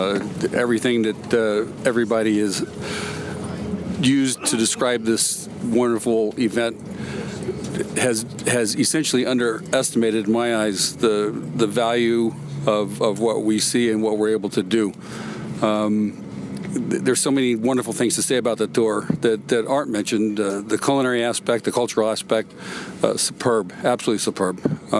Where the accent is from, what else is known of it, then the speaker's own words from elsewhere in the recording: Los Angeles, California, United States; from Los Angeles.